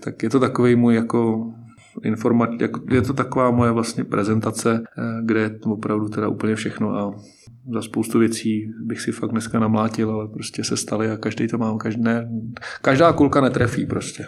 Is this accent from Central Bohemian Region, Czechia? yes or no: yes; Hořovice, Central Bohemian Region, Czechia; Hořovice, moje rodné město